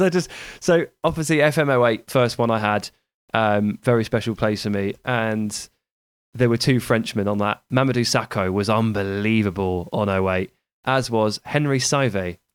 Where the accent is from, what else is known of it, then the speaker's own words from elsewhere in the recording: Hampshire, near Basingstoke, South East England, United Kingdom; I grew up in, in Hampshire. I grew up near Basingstoke